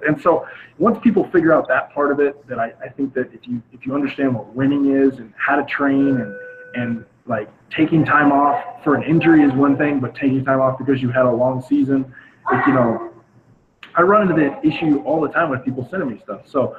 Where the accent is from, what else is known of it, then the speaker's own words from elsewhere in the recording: the South, United States; especially like I was saying, I'm from the South. We're a seasonal town where we go from football, basketball, baseball.